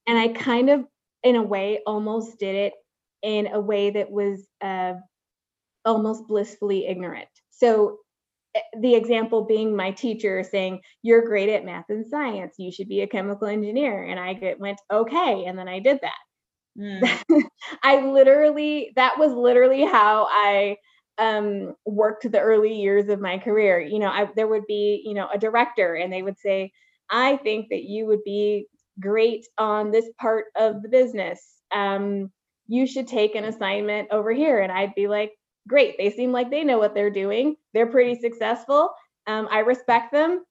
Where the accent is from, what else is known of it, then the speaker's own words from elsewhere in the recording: Waukegan, Illinois, United States; I'm from the suburbs of Chicago